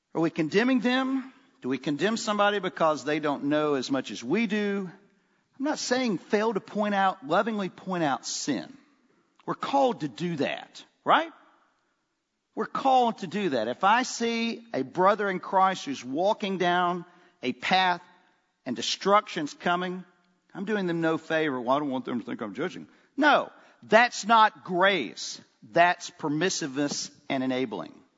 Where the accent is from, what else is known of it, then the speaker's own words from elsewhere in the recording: Oxford, Mississippi, United States; growing up in Oxford, Mississippi, I had a great dad